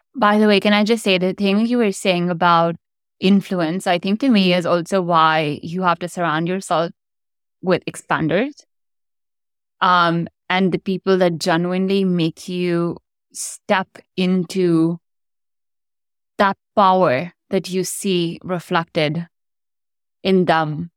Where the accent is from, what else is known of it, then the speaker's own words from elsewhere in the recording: India; moved away as an adult; also born or lived in United States; I grew up in India. I moved to the U S in college.